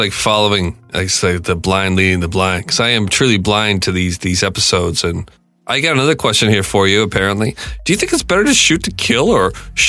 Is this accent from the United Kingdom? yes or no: no; Canada; Like, I'm from Canada, right?